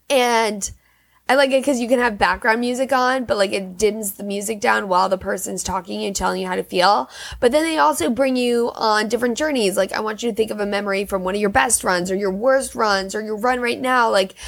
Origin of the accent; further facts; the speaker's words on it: Germany; born there; then I was born in Germany, this whole thing.